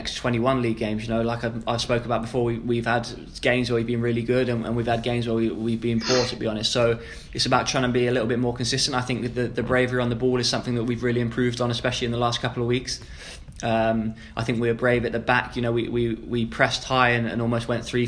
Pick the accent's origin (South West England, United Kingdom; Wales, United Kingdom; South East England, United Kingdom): South East England, United Kingdom; Maidenhead; moved away; growing up in Maidenhead